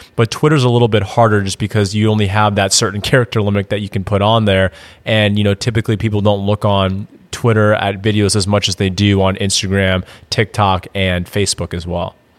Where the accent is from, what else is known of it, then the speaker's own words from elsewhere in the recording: Madison, Wisconsin, United States; moved away as an adult; also born or lived in Indiana; now in Austin, United States; I'm actually originally from Madison, Wisconsin moved down to Austin, Texas in 2016